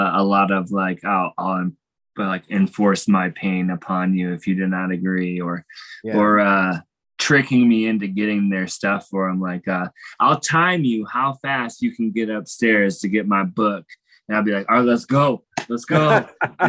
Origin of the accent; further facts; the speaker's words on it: Naperville, Illinois, United States; I was born and raised in Naperville, Illinois, Chicago suburb, about 35 miles southeast of Chicago